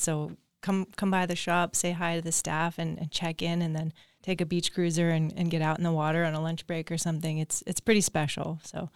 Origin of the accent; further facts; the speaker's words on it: Agoura Hills, California, United States; I grew up in Agora Hills, just down the road down here.